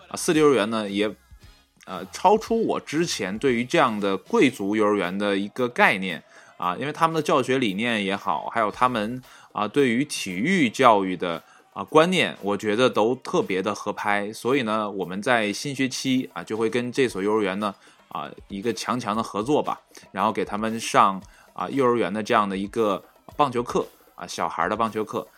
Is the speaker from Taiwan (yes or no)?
no; China; 我们中国人的身影